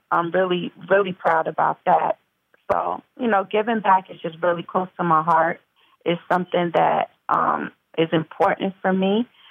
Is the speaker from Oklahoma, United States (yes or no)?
no; Mount Vernon, New York, United States; I'm from Mount Vernon, New York originally, which is uh, Westchester County, the suburbs, and um, I'm born and raised